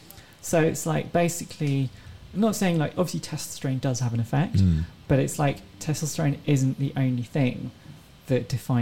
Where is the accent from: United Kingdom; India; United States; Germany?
United Kingdom; England; No, I'm from England.